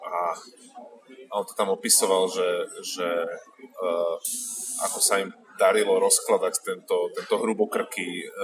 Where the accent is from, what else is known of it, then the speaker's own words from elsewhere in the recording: Bratislava, Bratislava Region, Slovakia; Ja teda osobne som z Bratislavy, e, že, ale v 90. rokoch som chodil základnú školu